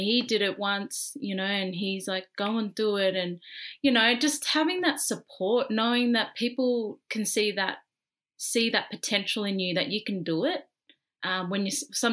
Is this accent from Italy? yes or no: no; Australia; I'm fresh from Australia